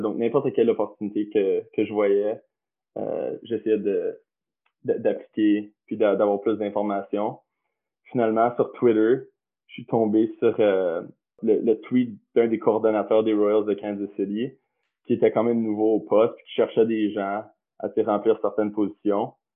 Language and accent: French; Canada; moved away as an adult; je venais du Canada